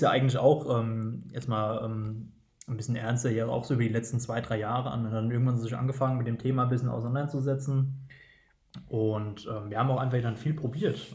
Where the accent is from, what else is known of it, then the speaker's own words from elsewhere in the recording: Geisenheim, Hesse, Germany; moved away as an adult; now in Wiesbaden, Germany; geboren in der Weinhauptstadt und Weltmetropole Geisenheim und sind mittlerweile verortet in Wiesbaden